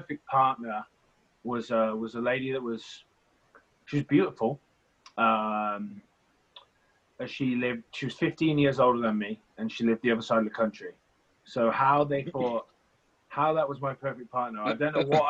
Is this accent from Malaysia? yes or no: no; Stratford-upon-Avon, West Midlands, United Kingdom; I'm from Stratford-upon-Avon, which is a little town in the middle of England.